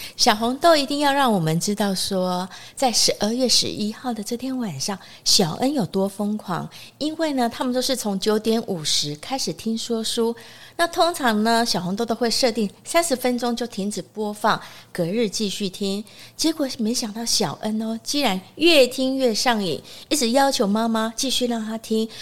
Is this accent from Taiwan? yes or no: yes; Taiwan; 我们台湾人